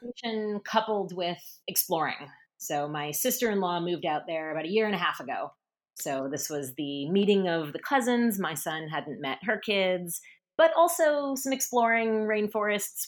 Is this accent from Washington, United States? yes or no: yes; Seattle, Washington, United States; moved away as an adult; also born or lived in Northfield, Minnesota / Paris; Seattle where I grew up